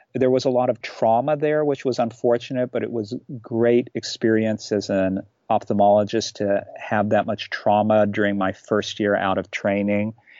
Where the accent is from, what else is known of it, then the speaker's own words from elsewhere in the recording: Kentucky, United States; moved away as an adult; also born or lived in Shiraz, Iran / Chicago area; now in Czech Republic; in the third grade moved to this particular town in Kentucky where I grew up.